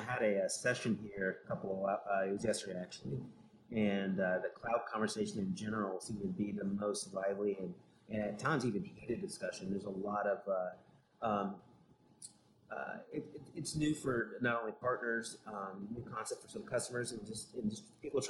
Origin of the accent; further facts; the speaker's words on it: Pacific Northwest, United States; Considering we're from the Pacific Northwest, it's been challenging.